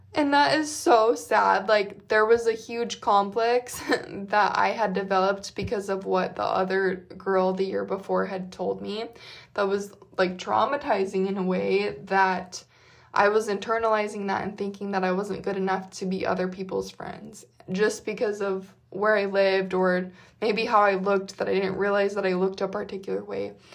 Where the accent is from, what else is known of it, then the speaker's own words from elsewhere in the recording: Utah, United States; moved away as an adult; now in Texas, United States; growing up in Utah